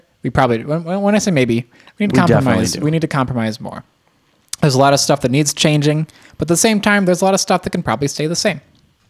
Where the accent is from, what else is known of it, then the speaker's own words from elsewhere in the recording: United States; I'm American.